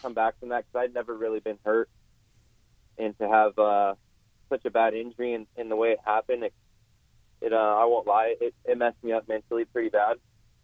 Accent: West Coast, United States; I'm from the West Coast

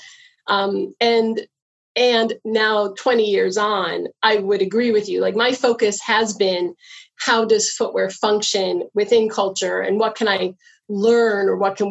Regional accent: United States; moved away as an adult; now in Canada; I am from the States

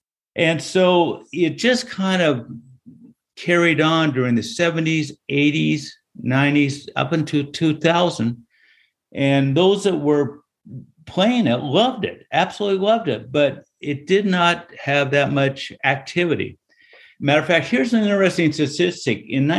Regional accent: Seattle, Washington, United States; Well, I'm from Seattle

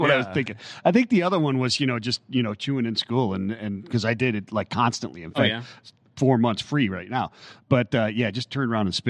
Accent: Ohio, United States; moved away; also born or lived in Miami; I'm from Ohio.

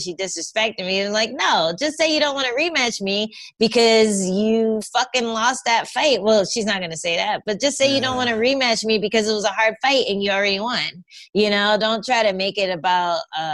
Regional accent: New York, United States; I was from New York. I was living in New York at the time

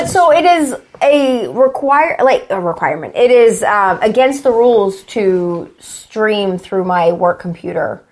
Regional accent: Houston, Texas, United States; I'm from Houston

